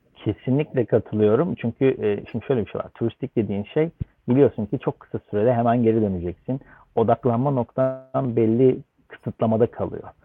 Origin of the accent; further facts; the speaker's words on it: Istanbul, Turkey; moved away as an adult; also born or lived in London, United Kingdom; İstanbul doğumluyum.